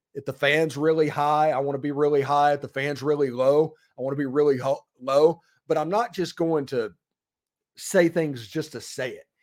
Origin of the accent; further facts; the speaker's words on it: Florence, Mississippi, United States; also born or lived in Magee, Mississippi; I lived until I was twelve or thirteen years old, Daniel, in Florence, Mississippi